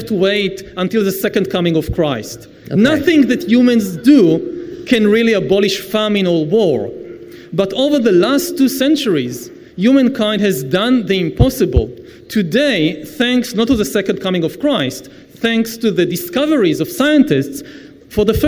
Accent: Israel; I come from the Middle East

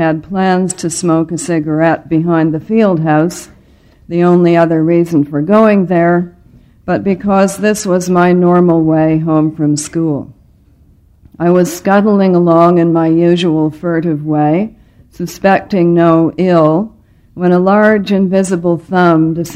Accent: Ottawa, Ontario, Canada; I was born on November the 18th, 1939, in the Ottawa General Hospital

